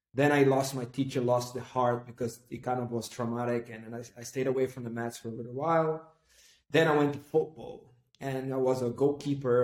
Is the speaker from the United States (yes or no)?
no; Recife, Pernambuco, Brazil; I come from Recife, northeast of Brazil